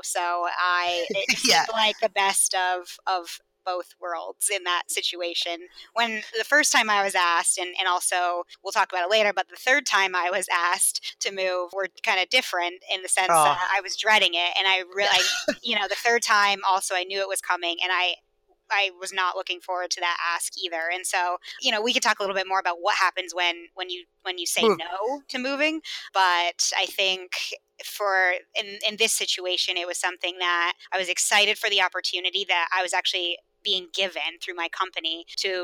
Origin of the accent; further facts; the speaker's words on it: Vermont, United States; moved away as an adult; also born or lived in Austin; now in Boston, United States; I grew up in Vermont